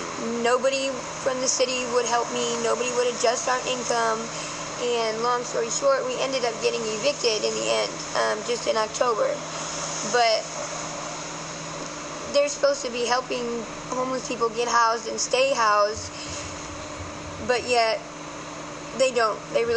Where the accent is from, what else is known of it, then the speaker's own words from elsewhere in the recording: Ohio, United States; now in San Francisco, United States; No, I'm originally from Ohio.